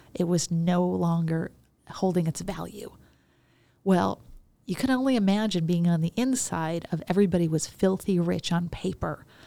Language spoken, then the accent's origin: English; Chicago, Illinois, United States; I grew up in Chicago.